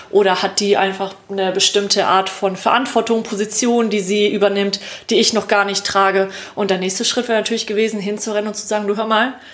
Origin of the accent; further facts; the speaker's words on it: Lake Constance area, Germany; am Bodensee, ne? Mhm. aus der Gegend, wo ich herkomme.